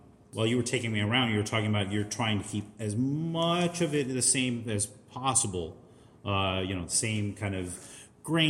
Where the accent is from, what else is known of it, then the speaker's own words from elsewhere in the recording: Baltimore, Maryland, United States; located in Baltimore, Maryland, my hometown